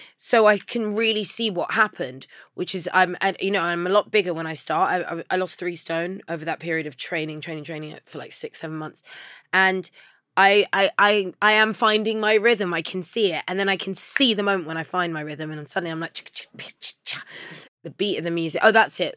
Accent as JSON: {"language": "English", "region": "London", "country": "United Kingdom", "tie": "born or raised there", "said": "I grew up in Labrick Grove"}